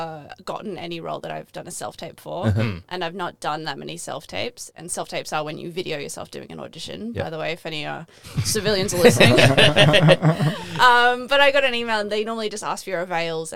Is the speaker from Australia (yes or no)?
yes; Australia; accent: Australian; I was the only Australian.